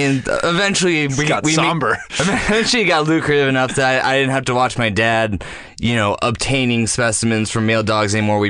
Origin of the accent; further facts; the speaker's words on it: Sacramento, California, United States; I'm from Sacramento.